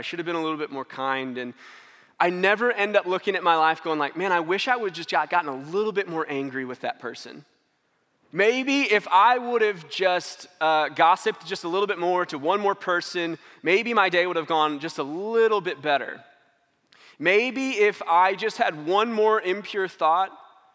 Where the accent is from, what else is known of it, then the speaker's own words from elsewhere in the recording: St. Louis, Missouri, United States; moved away; We're from St. Louis. Got to go in town and see some of our family